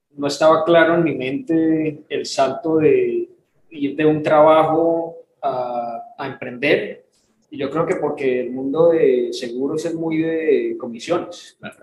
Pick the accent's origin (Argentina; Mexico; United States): United States; Houston, Texas; moved away as an adult; also born or lived in Cali, Colombia; now in Miami, United States; nos mudamos a un suburbio de Houston, crecimos allá